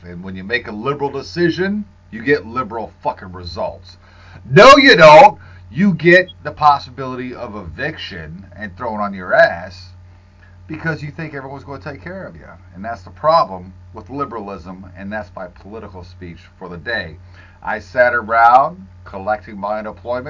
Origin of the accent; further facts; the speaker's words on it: Natural Bridge, New York, United States; The little town I grew up in just on the Jefferson County, Lewis County line, Natural Bridge, only has about 700 to 1,200 people in it